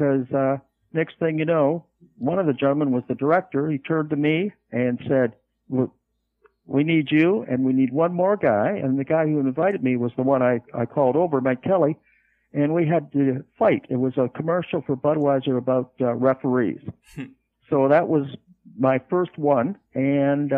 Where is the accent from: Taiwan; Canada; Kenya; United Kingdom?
Canada; moved away as an adult; also born or lived in Los Angeles, California / Van Nuys, California; being a Canadian by birth